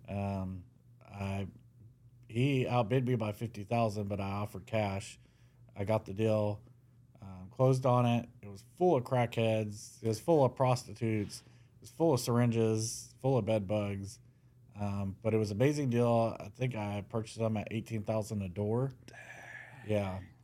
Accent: Mesquite, Texas, United States; I was born in Mesquite

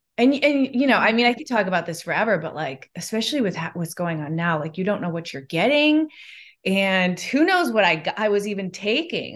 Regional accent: Chicago, Illinois, United States; moved away; I'm from Chicago in the Midwest.

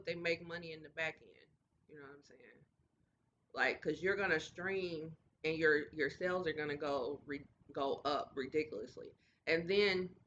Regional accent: Kansas City, Missouri, United States; we're from Kansas City

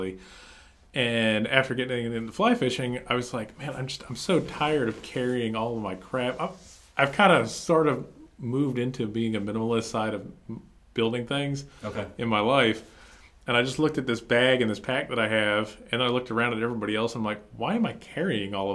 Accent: New Jersey, United States; moved away as an adult; now in North Carolina, United States; I'm originally from New Jersey, just wanted to get the heck out of New Jersey. Took a job opportunity down here with a customer.

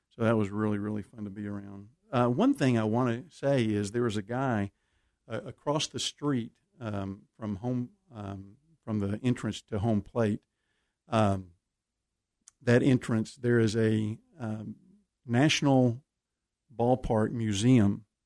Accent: Waco, Texas, United States; We're we're from Waco

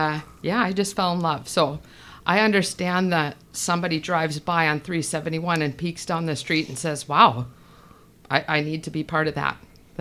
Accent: northwest Minnesota, United States; moved away as an adult; also born or lived in Canada / California; now in Nisswa, United States; I was born in Canada, actually. Yes. And then I lived in the northwest corner, 8 miles from Canada and 8 miles from North Dakota in Minnesota.

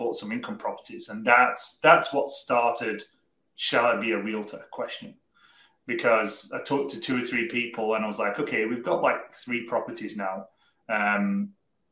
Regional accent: Cardiff, Wales, United Kingdom; moved away as an adult; now in Nova Scotia, Canada; we originally came from a place called Cardiff in South Wales in the UK

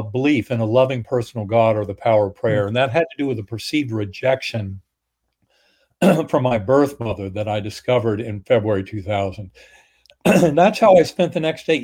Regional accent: North Carolina, United States; Methodist church growing up in North Carolina

